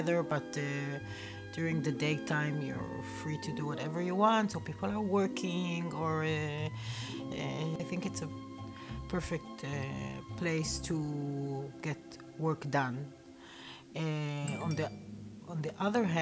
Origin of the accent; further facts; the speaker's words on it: Israel; now in Berlin, Germany; I'm originally from Israel, but now I'm based in Berlin